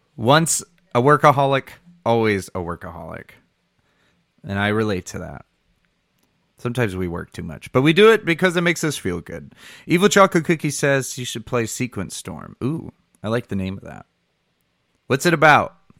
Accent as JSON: {"language": "English", "region": "Michigan", "country": "United States", "said": "I'm from Michigan"}